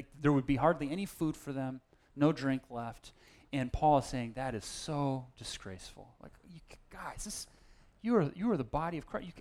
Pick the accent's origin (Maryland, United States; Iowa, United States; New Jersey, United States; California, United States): California, United States; Berkeley; At the church I grew up in Berkeley